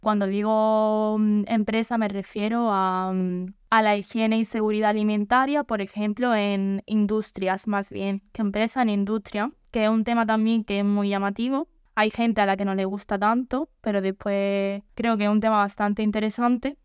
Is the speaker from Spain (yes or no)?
yes; Manilva, Andalusia, Spain; soy del mismo pueblo de Elena, de bueno, de yo soy precisamente de Manilva